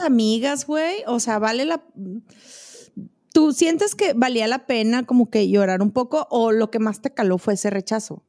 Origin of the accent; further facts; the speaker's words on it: Monterrey, Nuevo León, Mexico; now in Chihuahua, Mexico; en Monterrey, yo siento, güey, y soy regia